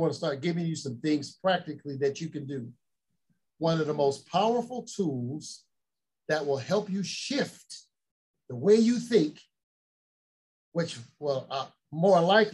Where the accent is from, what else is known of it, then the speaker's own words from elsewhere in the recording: Chicago, Illinois, United States; I grew up in Chicago